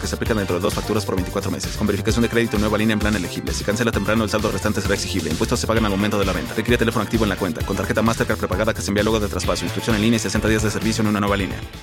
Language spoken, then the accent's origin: Spanish; Mexico; cuando les decíamos que éramos mexicanos